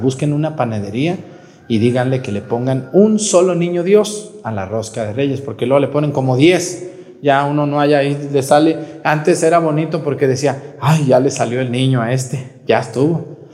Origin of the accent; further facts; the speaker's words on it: Mazatepec, Morelos, Mexico; moved away; desde el pueblo de Mazatepec